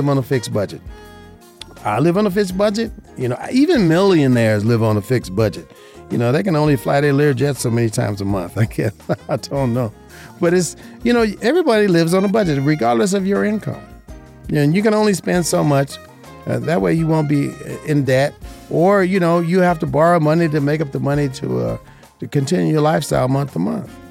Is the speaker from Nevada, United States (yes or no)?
yes; Las Vegas, Nevada, United States; This is my hometown. I was born and raised here